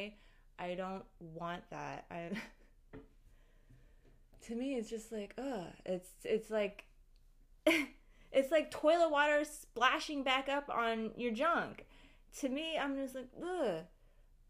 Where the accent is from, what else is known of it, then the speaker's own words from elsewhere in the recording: United States; I grew up in Western society and American culture. We don't really have bidets over here.